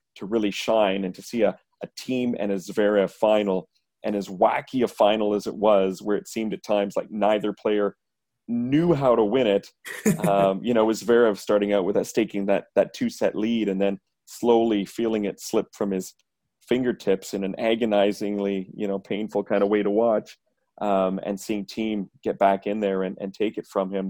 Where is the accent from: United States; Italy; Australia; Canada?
Canada; being Canadian